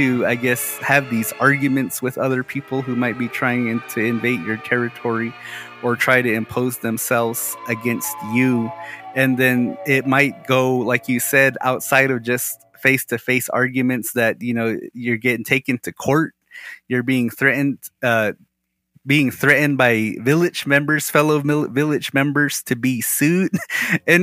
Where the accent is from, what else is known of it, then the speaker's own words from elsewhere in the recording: Moenkopi, Arizona, United States; we're from Mungkapi, that my family kind of somewhat actually has a claim to a house in Hotbala, in your village.